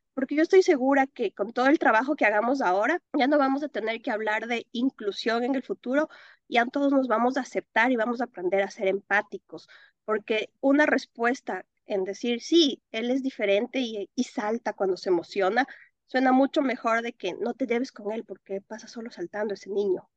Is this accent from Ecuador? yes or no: yes; Quito, Pichincha, Ecuador; moved away as an adult; also born or lived in Philadelphia, United States / Atlanta, United States; now in North Carolina, United States; yo soy ecuatoriana, viví en Quito muchísimos años de mi vida y ahora actualmente vivo en Carolina del Norte